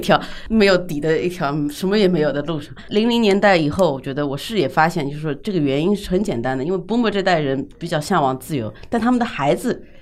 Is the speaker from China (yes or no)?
yes; China; 我们在这样的一个社会里长大，在尤嗯哼。其在中国这样一个社会里长大